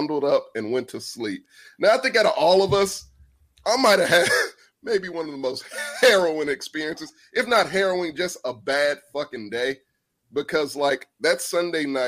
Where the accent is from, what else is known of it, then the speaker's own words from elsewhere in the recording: Texas, United States; I'm from Texas